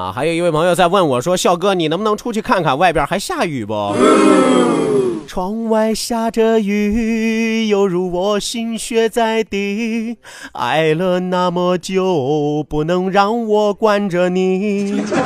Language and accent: Chinese; China; 作为一个中国人，作为一个堂堂正正的中国人